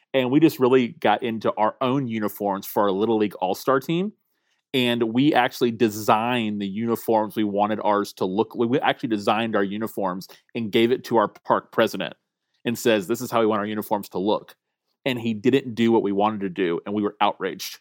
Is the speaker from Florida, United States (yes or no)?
yes; Tallahassee, Florida, United States; born or raised there